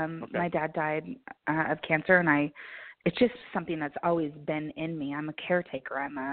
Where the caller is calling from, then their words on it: Colorado, United States; I'm from Colorado.